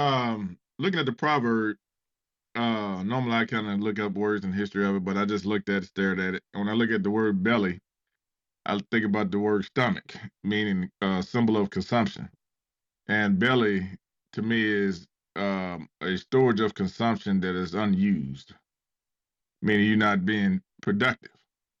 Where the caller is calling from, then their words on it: Ohio, United States; Calling from Ohio.